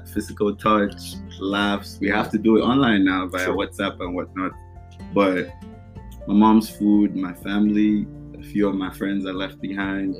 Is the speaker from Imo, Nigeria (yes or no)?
yes; Imo, Nigeria; moved away as an adult; now in United States; I'm from Imo State, Nigeria, to be precise, from a family of five. I came to America in 2018.